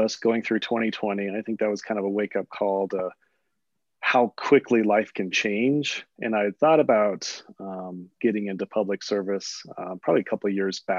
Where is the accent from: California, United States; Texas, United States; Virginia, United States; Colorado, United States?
Colorado, United States; Western; also born or lived in Delta, Colorado; I was born in Delta, Colorado. So a Western Colorado native.